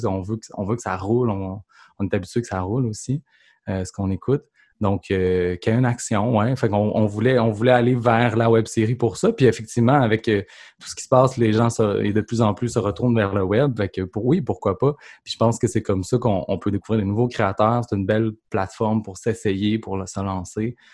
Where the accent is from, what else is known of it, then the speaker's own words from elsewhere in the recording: Saint-Joachim-de-Shefford, Quebec, Canada; je suis un petit gars de Saint-Joachim de Shefford. C'est à côté de Grambay, Donc, vraiment la campagne.